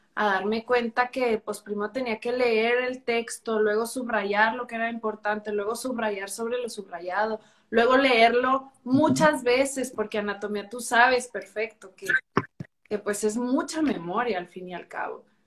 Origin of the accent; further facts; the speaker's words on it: Chihuahua, Mexico; also born or lived in Mexico City; soy de Chihuahua, Chihuahua